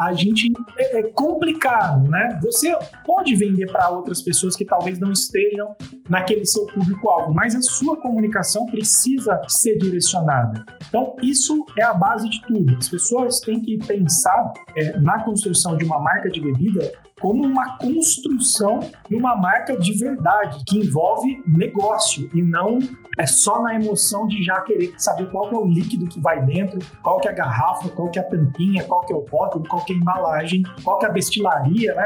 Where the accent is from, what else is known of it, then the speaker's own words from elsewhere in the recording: Brazil; A gente, como brasileiro